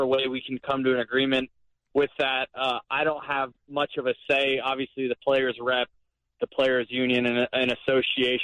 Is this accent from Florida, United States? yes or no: yes; Florida, United States; I'm from Florida originally. My wife and I, we live in Florida.